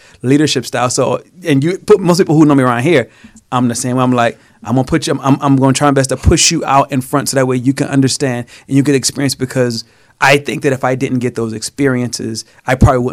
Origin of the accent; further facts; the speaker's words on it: South Carolina, United States; I grew up in South Carolina, so not rich, I'm going to say poor, but just in the hood